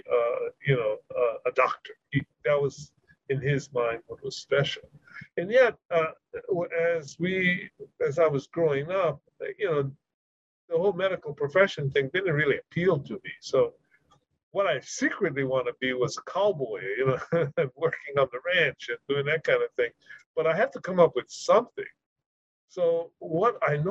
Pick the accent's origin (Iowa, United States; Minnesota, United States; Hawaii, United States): Hawaii, United States; Honokaa; I grew up in a town called Honoka'a, which is halfway between Hilo and Kona